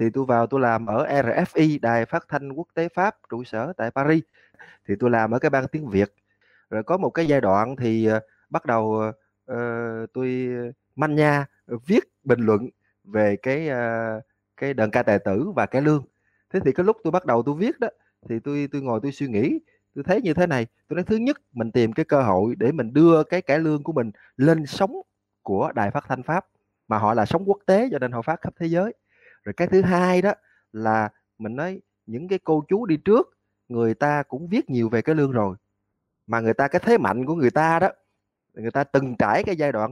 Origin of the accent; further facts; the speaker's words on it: Tân Châu, An Giang, Vietnam; tôi đến từ huyện Tân Châu tỉnh An Giang tôi sinh năm 1979 lúc tôi còn nhỏ thì cái xóm của tôi đờn ca tệ tử và cái lương rất là mạnh